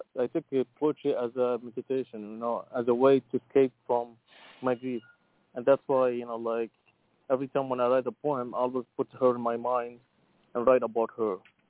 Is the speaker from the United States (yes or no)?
no; Iraq; English is a second language; now in Montreal, Canada; I'm 34 years old. I'm originally from Iraq, but I live in Canada.